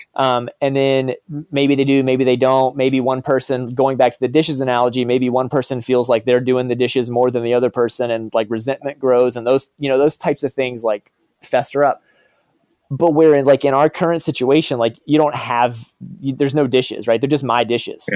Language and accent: English; Virginia, United States; also born or lived in Texas; growing up in the South